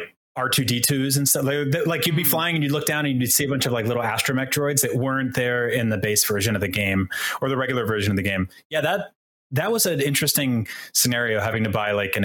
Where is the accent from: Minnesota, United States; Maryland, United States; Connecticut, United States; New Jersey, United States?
New Jersey, United States; I grew up in New Jersey watching the New Jersey Devils